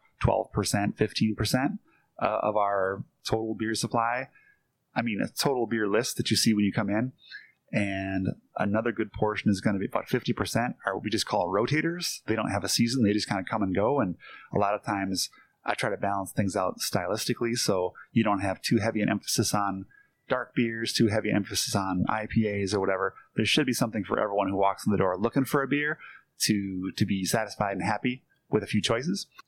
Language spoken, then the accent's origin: English; Green Bay, Wisconsin, United States; I grew up in Green Bay, so it's kind of in the blood